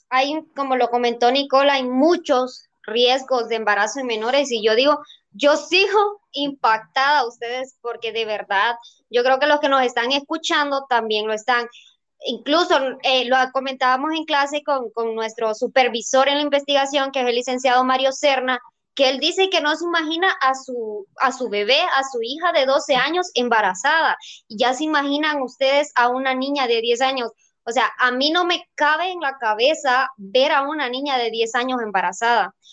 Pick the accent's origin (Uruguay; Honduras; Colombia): Honduras; La Vega, Santa Bárbara; Yo soy de La Vega Santa Bárbara